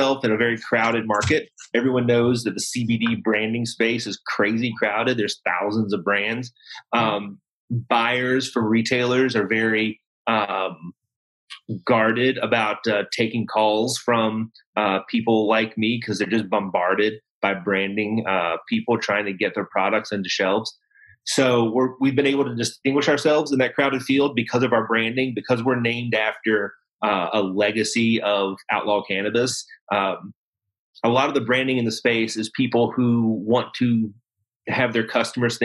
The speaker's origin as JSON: {"language": "English", "area": "hometown of the Cornbread Mafia", "region": "Kentucky", "country": "United States", "tie": "born or raised there", "said": "my hometown"}